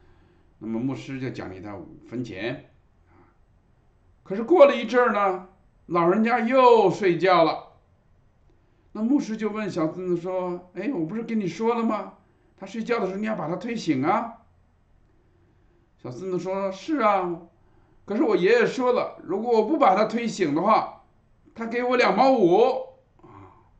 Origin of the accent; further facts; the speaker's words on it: China; 礼拜天通常我们中国人啊都是喜欢啊在一上午把两件事都办了啊。